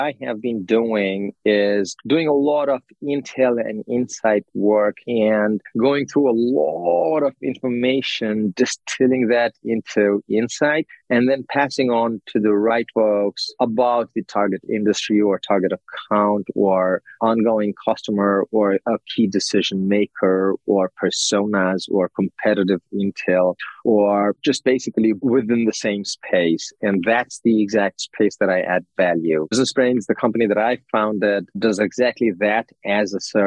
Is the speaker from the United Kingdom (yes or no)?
no; Nepal; moved away as an adult; also born or lived in Chicago; I'm from Nepal